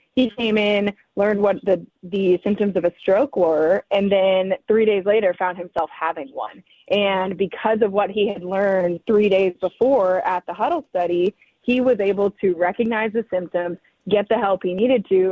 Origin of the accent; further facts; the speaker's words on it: San Diego, California, United States; moved away; also born or lived in Portland; I'm from San Diego